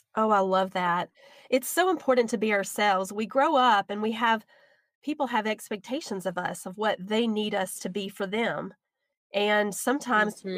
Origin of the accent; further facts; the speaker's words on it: the South, United States; accent: southern; my southern accent